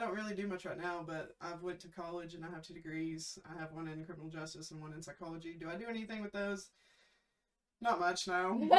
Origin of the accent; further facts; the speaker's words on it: East Tennessee, United States; I grew up in East Tennessee. I'm 24 years old.